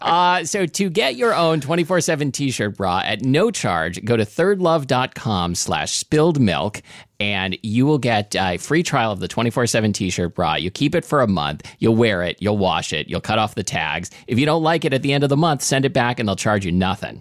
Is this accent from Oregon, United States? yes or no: yes; Portland, Oregon, United States; There was this place in my neighborhood when I was growing up in Portland, Oregon